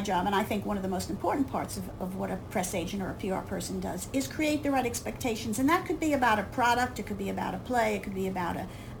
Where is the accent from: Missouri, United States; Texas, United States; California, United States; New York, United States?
New York, United States; I grew up in New York, and I was a theater kid.